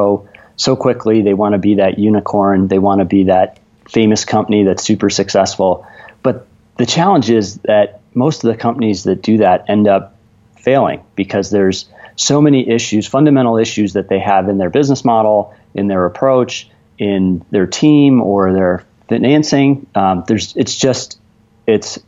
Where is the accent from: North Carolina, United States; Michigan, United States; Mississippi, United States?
Michigan, United States; Kalamazoo; I grew up not far from where you both are in Kalamazoo, Michigan